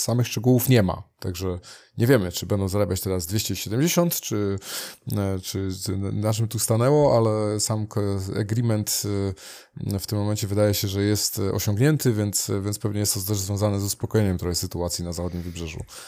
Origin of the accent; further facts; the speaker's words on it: Gdynia, Pomeranian Voivodeship, Poland; rodzinnie u nas w Gdyni